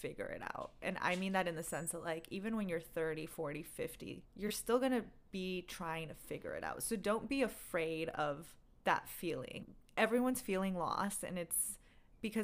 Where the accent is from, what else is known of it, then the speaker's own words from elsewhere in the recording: Bay Area, California, United States; moved away as an adult; also born or lived in Glendale, California; now in Los Angeles, United States; I'm originally from the Bay Area